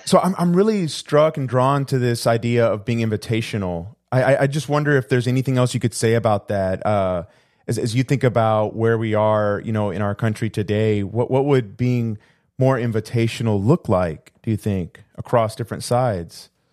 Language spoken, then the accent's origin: English; Houston, Texas, United States; also born or lived in Puerto Rico; I came to the United States when I was two, but we moved to Houston